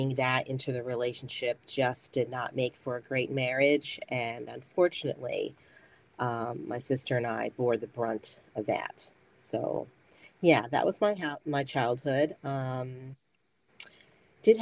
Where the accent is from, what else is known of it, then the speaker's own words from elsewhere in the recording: South Central Pennsylvania, United States; I'm a native Pennsylvanian, born and raised in South Central area